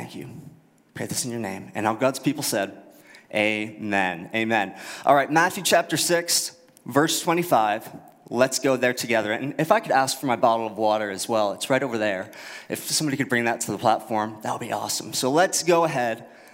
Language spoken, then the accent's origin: English; Halifax, Nova Scotia, Canada; also born or lived in Fredericton, New Brunswick / United States; now in Moncton, Canada; born in Fredericton, grew up in Halifax